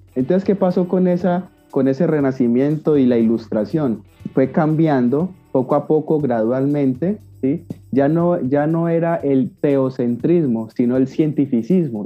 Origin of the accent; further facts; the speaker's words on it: Cali, Valle del Cauca, Colombia; Yo vivo en Cali, Colombia, Santiago de Cali, para los que quizás no conozcan, es una ciudad de las de las grandes que hay en mi país, Colombia.